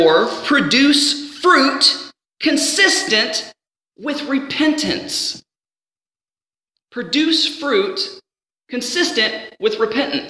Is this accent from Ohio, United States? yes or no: yes; Ohio, United States; growing up in the house that I was at, growing up in Ohio